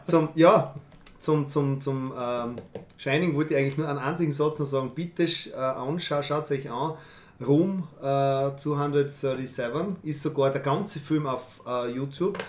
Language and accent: German; Fürstenfeld, Styria, Austria; ich bin in Fürstenfeld aufgewachsen